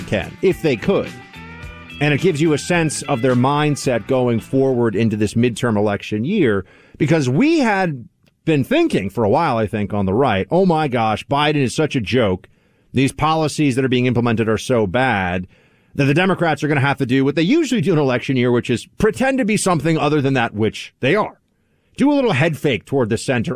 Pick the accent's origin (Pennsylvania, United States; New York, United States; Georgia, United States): New York, United States; New York City; N Y C, my hometown.